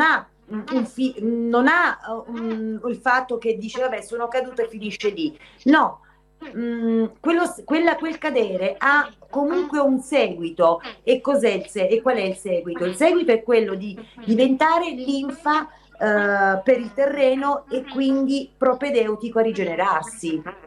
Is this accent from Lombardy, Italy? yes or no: no; province of Salerno, Campania, Italy; mio paese d'origine in provincia di Salerno